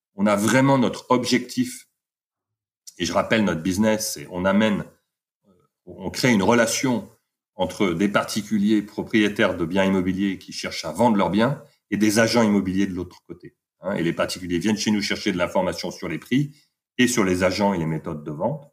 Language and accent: French; Paris, Île-de-France, France; moved away as an adult; also born or lived in London; je suis parisien d'origine